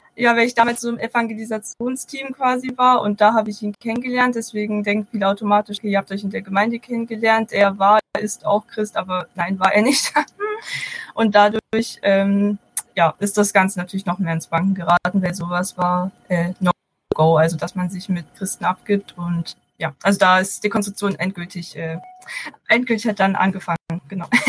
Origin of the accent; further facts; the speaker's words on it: Baden-Württemberg, Germany; moved away as an adult; now in Bonn, Germany; Ich bin eigentlich aus Baden-Württemberg, also könnte es sein, dass man das mal durchhört. Ich wohne jetzt aber seit paar Jahren in Bonn